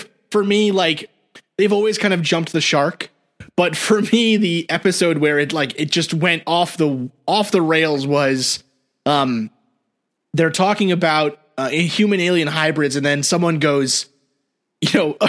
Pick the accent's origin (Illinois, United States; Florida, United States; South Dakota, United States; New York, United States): New York, United States; New York City; So I grew up in New York City, and right in Jersey, there's that story, the Jersey Devil, right?